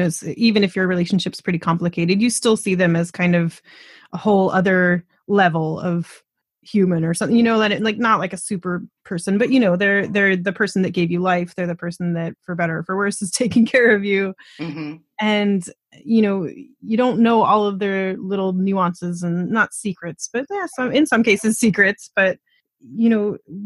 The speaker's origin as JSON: {"language": "English", "region": "Colorado", "country": "United States", "moved": "yes", "lives_now": "Canada", "said": "I live in Canada, actually. And my mom, I'm from Colorado"}